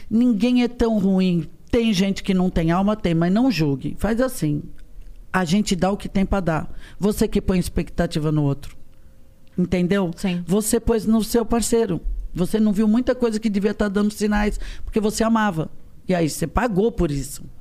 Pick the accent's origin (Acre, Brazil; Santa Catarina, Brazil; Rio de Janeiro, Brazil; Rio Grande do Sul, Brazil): Rio de Janeiro, Brazil; now in São Paulo, Brazil; Eu falo, ai, desculpa, eu sou do Rio.